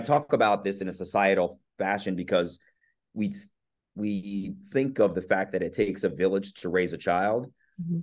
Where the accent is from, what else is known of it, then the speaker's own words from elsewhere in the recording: Columbia, Maryland, United States; also born or lived in Baltimore, Maryland; I was born in Baltimore, raised in Columbia, Maryland